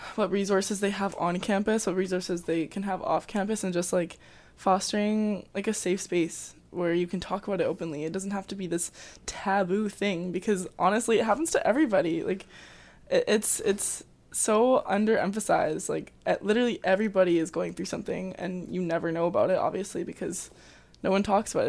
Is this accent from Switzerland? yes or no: no; Calgary, Alberta, Canada; moved away as an adult; now in Abbotsford, Canada; I am also from Calgary, so I came to U F C, um, to play varsity soccer